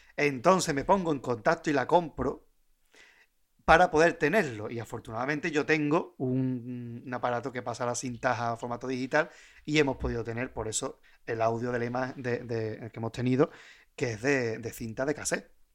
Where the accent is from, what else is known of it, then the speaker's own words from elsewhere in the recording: Puerto Real, Andalusia, Spain; yo soy de Puerto Real